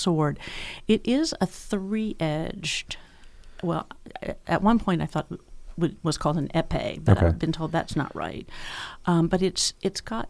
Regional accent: Tennessee, United States; moved away as an adult; also born or lived in Georgia; now in Lehigh Valley, United States; I'm from Tennessee

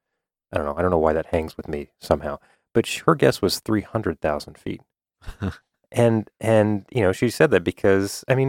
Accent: Canada; also born or lived in North Carolina / eastern Pennsylvania; now in Pennsylvania, United States; I'm Canadian

